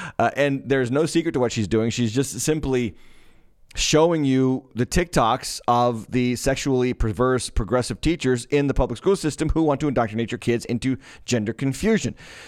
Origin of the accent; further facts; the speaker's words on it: Massachusetts, United States; I didn't grow up in Ludlow, but Ludlow was about two towns over.